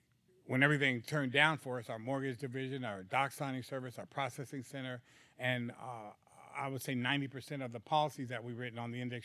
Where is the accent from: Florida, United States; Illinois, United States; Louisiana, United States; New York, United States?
New York, United States; Hollis; now in California, United States; Well, I've been in California for quite a few years now, but I was originally from Hollis, Jamaica, Queens, New York.